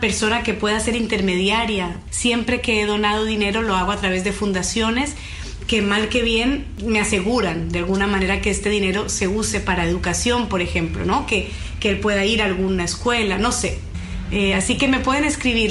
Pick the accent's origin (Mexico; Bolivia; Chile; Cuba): Bolivia; yo soy de Bolivia